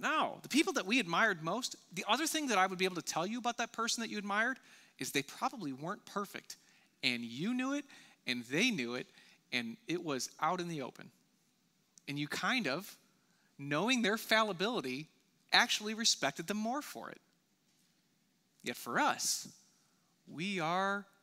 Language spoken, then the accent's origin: English; United States; I'm an American